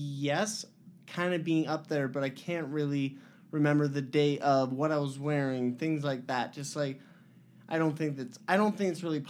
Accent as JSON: {"language": "English", "region": "Utah", "country": "United States", "tie": "born or raised there", "said": "I grew up in Utah. I was born at the LDS Hospital, June 19th, 1998."}